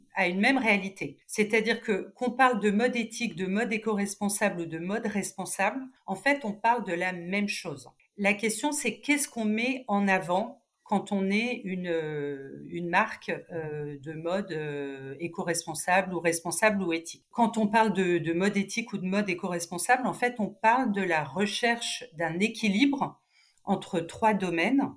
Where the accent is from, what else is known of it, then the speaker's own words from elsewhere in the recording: Cannes, Provence-Alpes-Côte d'Azur, France; moved away as an adult; also born or lived in Nice; now in Paris, France; je, suis canoise